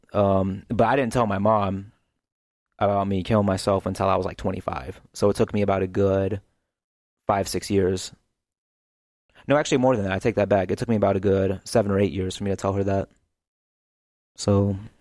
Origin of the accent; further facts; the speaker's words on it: St. Louis, Missouri, United States; also born or lived in Kansas City; I was born in North County, um, in St. Louis